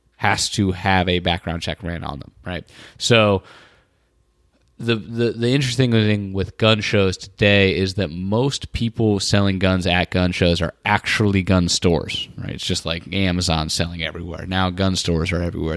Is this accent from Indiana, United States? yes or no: yes; Indiana, United States; also born or lived in North Carolina; I was born in North Carolina, North Carolina grew up in Indiana